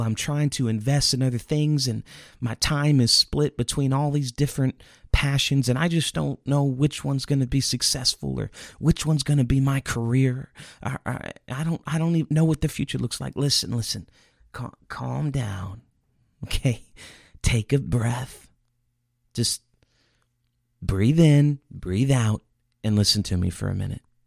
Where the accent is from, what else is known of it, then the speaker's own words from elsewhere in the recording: Indiana, United States; I grew up in Indiana